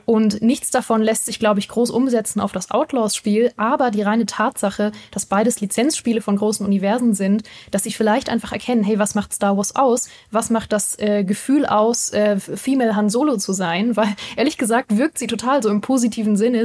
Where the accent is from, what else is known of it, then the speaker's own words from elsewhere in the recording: Berlin, Germany; now in Munich, Germany; Berlin und oder München, ne, meine Heimat und meine Wahlheimat